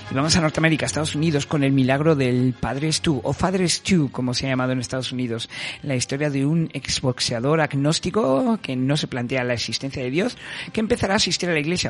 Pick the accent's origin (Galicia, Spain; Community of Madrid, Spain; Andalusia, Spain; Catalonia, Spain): Community of Madrid, Spain; Madrid; los que somos de Madrid